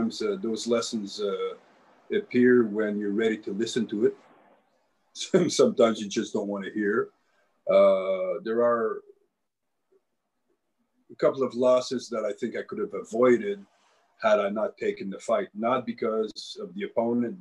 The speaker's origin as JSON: {"language": "English", "region": "New Brunswick", "country": "Canada", "moved": "yes", "lives_now": "Ottawa, Canada", "said": "I'm Acadian, I come from New Brunswick"}